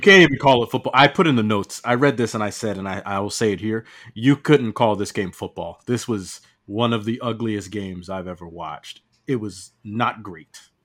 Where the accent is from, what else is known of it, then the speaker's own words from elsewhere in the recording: Piscataway, New Jersey, United States; I grew up in Piscataway, New Jersey